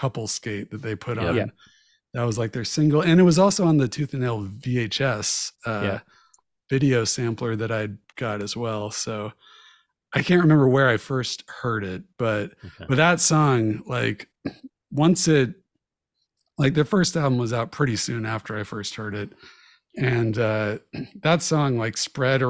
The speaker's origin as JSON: {"language": "English", "town": "Jacksonville", "region": "Florida", "country": "United States", "tie": "born or raised there", "said": "I grew up in Jacksonville, Florida"}